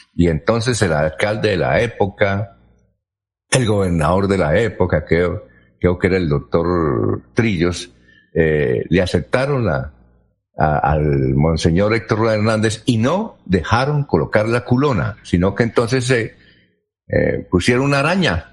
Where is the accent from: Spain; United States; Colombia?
Colombia; Barichara, Santander; en mi tierra, Barichara